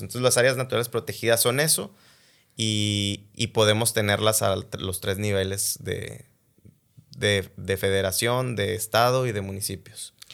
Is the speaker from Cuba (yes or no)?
no; Mexico; como mexicanos tenemos un orgullo